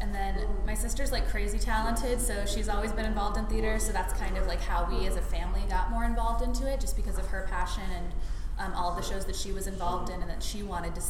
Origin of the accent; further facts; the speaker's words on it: Indianapolis, Indiana, United States; moved away as an adult; now in Raleigh, United States; I'm from Indianapolis, Indiana, and I just graduated from Butler University.